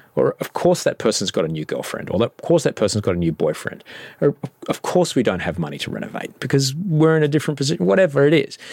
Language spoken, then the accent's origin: English; Brisbane, Queensland, Australia; moved away; I'm from Brisbane